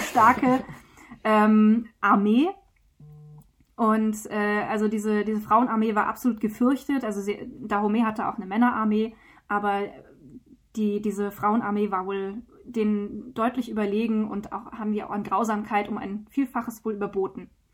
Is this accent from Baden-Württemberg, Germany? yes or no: no; Taunus, Hesse, Germany; Wir sitzen hier in Hessen im schönen Taunus. Wir haben uns nicht ganz auf der Mitte getroffen, aber äh, in der Mitte von Deutschland. Wir sind hier beide aufgewachsen